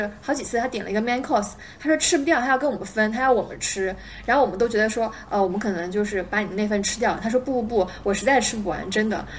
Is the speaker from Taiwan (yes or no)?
no; China; 然后我我感觉作为一个中国人，我已经被他讲昏了